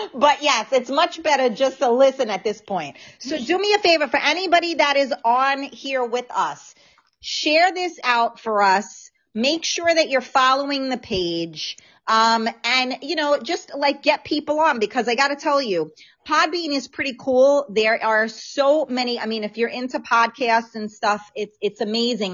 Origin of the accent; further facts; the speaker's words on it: New York City, New York, United States; accent: New York; now in Westchester, United States; I am um, born and raised in the Bronx.